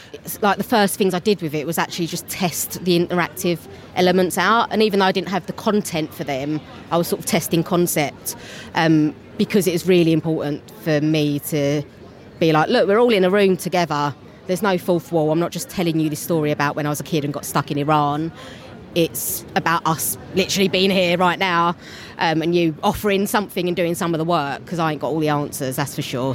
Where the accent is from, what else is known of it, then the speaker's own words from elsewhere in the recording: London, United Kingdom; accent: Cockney; I'm a Cockney